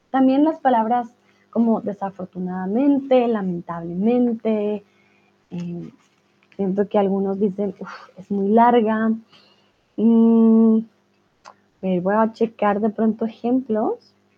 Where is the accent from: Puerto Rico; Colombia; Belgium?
Colombia; first language Spanish; now in Germany; de mi país, de Colombia, conozco súper poquito